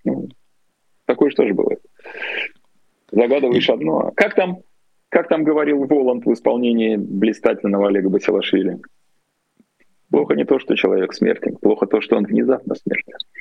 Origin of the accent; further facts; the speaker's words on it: Saint Petersburg, Russia; я вырос в Ленинграде